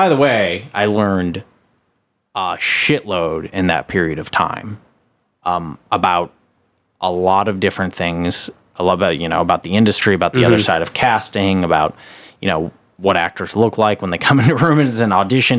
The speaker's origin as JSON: {"language": "English", "town": "Chicago", "region": "Illinois", "country": "United States", "tie": "born or raised there", "said": "I grew up in Chicago, and when I was in Chicago, I was working at a casting office."}